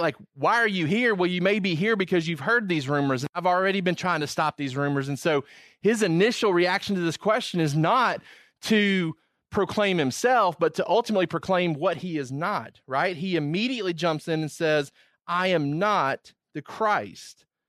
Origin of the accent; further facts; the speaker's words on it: Georgia, United States; moved away as an adult; also born or lived in Virginia; I wasn't from Virginia, I was from Georgia